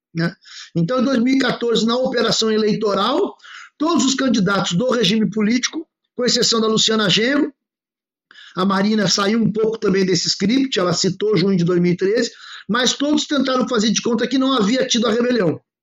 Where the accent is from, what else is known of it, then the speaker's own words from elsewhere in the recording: Porto Alegre, Rio Grande do Sul, Brazil; eu sou de Porto Alegre